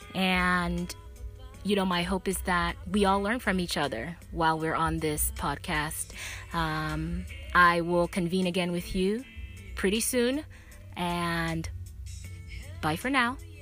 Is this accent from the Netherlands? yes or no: no; Nigeria; now in United States; I was born and raised in Nigeria